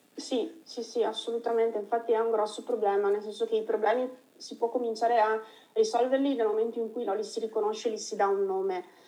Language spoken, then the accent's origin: Italian; Veneto, Italy; Io essendo veneta